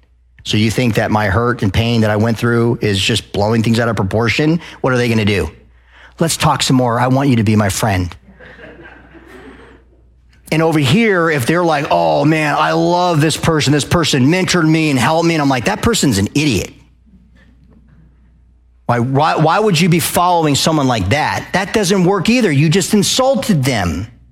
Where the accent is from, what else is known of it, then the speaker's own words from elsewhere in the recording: Arizona, United States; I moved to the South and everyone's like, "Oh, the Southern people, …." Oh, because I came from Arizona.